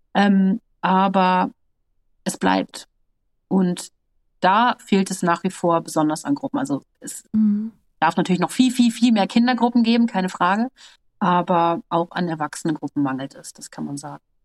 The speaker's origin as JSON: {"language": "German", "region": "North Rhine-Westphalia", "country": "Germany", "tie": "born or raised there", "said": "ich bin ein Landkind, ne, ich bin schön in Westfalen auf dem Land groß geworden"}